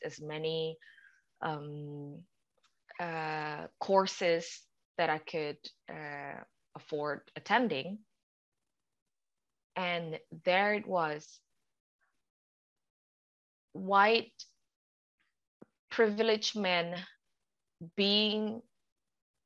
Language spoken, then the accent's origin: English; Indonesia; English is a second language; now in United Kingdom; I'm from a country that people don't even know the location of.